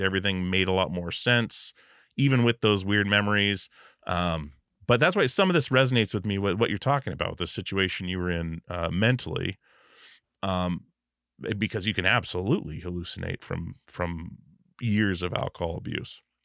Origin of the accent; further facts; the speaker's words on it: Alaska, United States; I grew up in Alaska